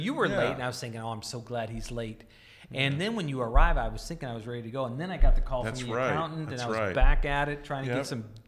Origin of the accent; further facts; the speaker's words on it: North Dakota, United States; now in Chicago, United States; I grew up in North Dakota.